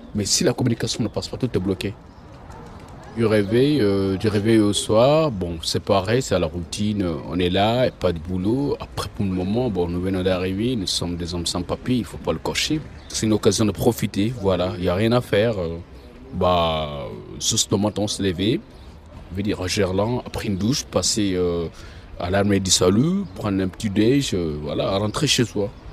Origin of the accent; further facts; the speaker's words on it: Guinea; moved away as an adult; now in Lyon, France; Je viens de Guinée-Conakry.